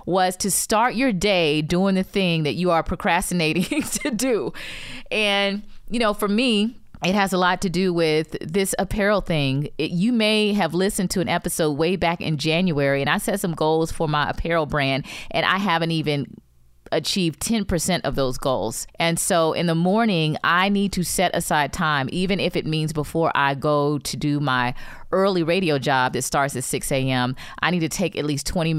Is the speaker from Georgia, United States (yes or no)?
no; Florida, United States; I grew up in Florida